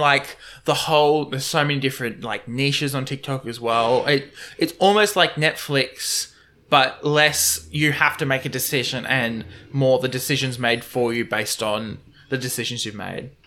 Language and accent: English; Moreton Bay, Queensland, Australia; I come from Moreton Bay